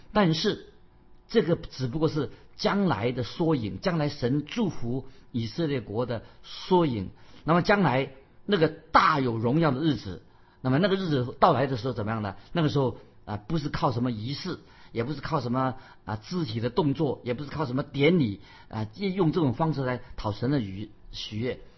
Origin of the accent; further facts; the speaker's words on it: China; 我们中国人有一句话，俗语说“居安思危”